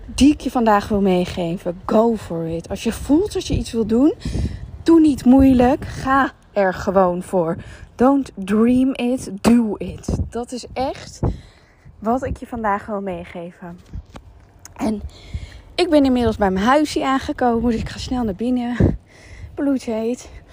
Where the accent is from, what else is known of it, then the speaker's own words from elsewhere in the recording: Netherlands; moved away as an adult; now in Dubai, United Arab Emirates; ik ben gewoon heel benieuwd om weer terug te zijn waar ik vandaan kom